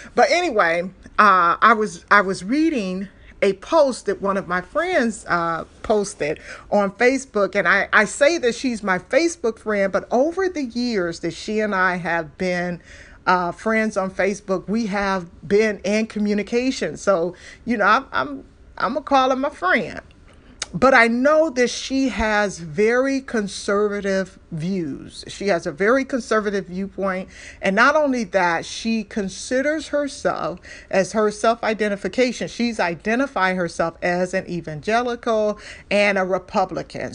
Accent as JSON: {"language": "English", "town": "Detroit", "region": "Michigan", "country": "United States", "tie": "born or raised there", "said": "I'm from Detroit."}